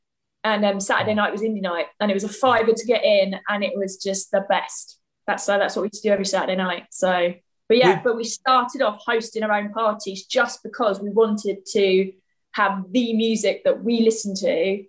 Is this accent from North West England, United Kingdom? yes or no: no; near Brighton, South East England, United Kingdom; I grew up near Brighton, but it was in a village. So it was kind of in the sticks, but then Brighton's really close. So that was kind of our main town.